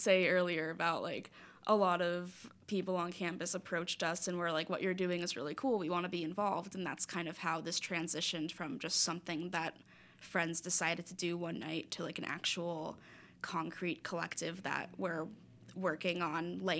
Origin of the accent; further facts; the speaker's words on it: South Florida, United States; moved away as an adult; now in Philadelphia, United States; I'm from South Florida